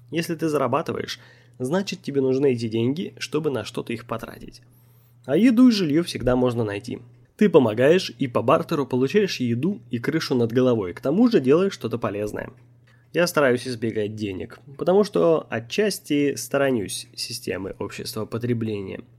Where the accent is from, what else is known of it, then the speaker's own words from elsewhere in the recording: Omsk, Omsk Oblast, Russia; И когда я сказал, что я из Омска, они подумали, что это шутка. Потом они спросили меня, не знаю ли я, где Томск. Я показал им на карте и сказал, что это 600 километров от моего родного города.